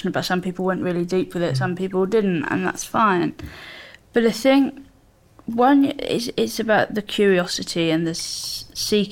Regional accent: Surrey, South East England, United Kingdom; I come from Surrey and I come from a little town in Surrey, you have that community

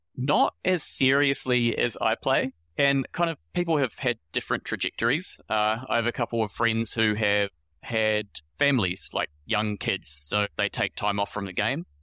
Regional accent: New Zealand; moved away as an adult; also born or lived in Melbourne, Australia; now in Sydney, Australia; I'm from New Zealand originally, and I moved here to Australia in twenty eighteen

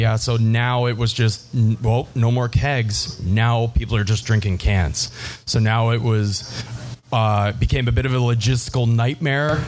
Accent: Windsor, Ontario, Canada; I'm originally from Windsor, Ontario, south of born and raised south of Detroit

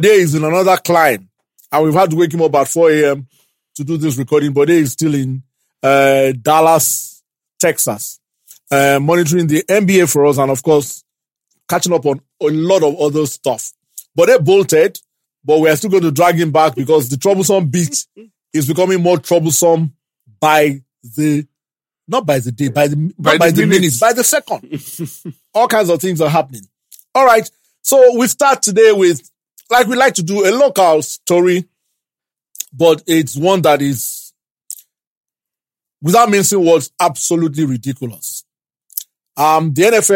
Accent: Ibadan, Oyo, Nigeria; I grew up in Ibadan

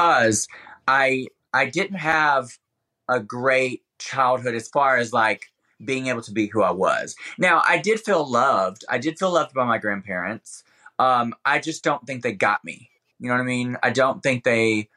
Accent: Alabama, United States; moved away; when I was living in Alabama, in especially my childhood

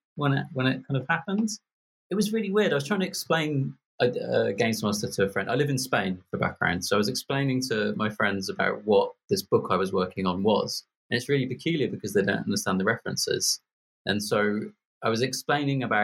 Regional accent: Birmingham, West Midlands, United Kingdom; I'm from Birmingham. I don't know why you think I'm posh

